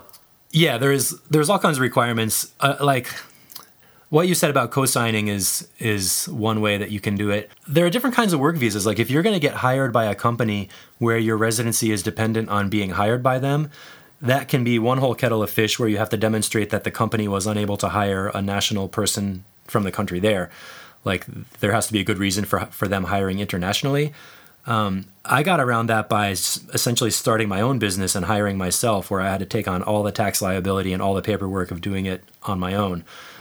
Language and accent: English; United States; moved away as an adult; also born or lived in Czech Republic; generally being an American helped